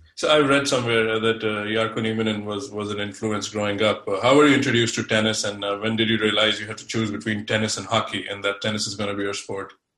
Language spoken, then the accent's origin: English; India; now in United States; I'm originally from India, but now I'm based in states.